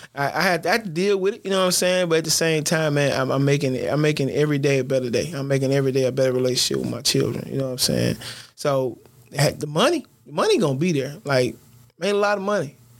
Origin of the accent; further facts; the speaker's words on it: Louisiana, United States; I'm from Stony Hill